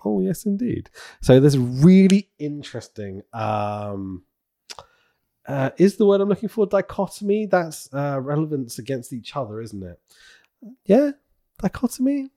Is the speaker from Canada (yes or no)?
no; United Kingdom; I'm a Brit